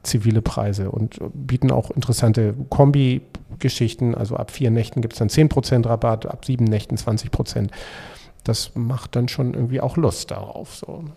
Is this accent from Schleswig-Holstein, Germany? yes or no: yes; Schleswig-Holstein, Germany; Und ich als, äh, Schleswig-Holsteiner